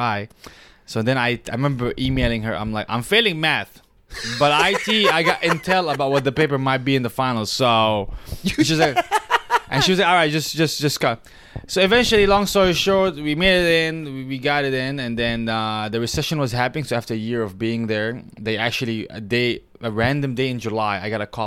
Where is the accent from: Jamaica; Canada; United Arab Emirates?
United Arab Emirates; moved away as an adult; also born or lived in Syria / Michigan, United States; now in United States; I'm from Syria, but I lived in the Arab Emirates growing up